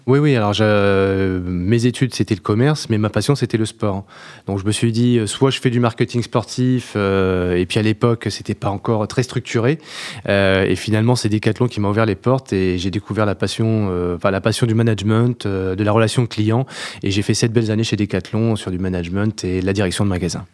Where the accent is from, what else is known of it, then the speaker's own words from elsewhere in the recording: Beauvais, Hauts-de-France, France; je suis de Beauvais